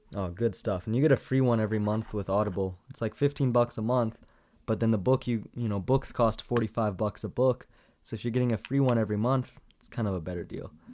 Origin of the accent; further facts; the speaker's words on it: Canada; as a Canadian, I don't understand what G P A is at all, 'cause we have, like, your average, but it's in percent.